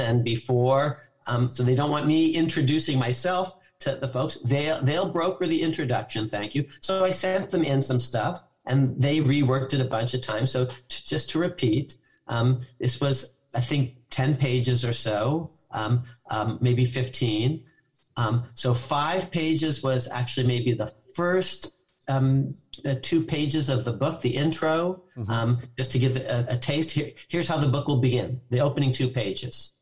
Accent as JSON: {"language": "English", "town": "Walnut Creek", "region": "California", "country": "United States", "tie": "born or raised there", "also_born_or_lived": "New York City", "moved": "yes", "said": "I'm from Walnut Creek, California, and I just get on my bike and I ride a mile to the county"}